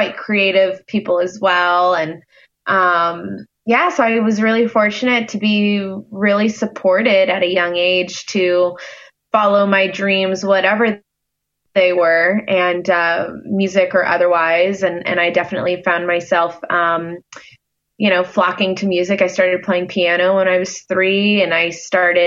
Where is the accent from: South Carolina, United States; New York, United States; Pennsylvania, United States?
South Carolina, United States; Hilton Head Island; I'm born and raised on a small island called Hilton Head Island, off the coast of South Carolina.